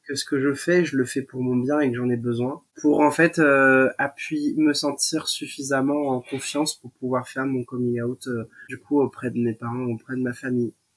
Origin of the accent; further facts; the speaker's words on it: Royan, Nouvelle-Aquitaine, France; mon lycée de, de, Royan. Hein, je suis originaire de Royan.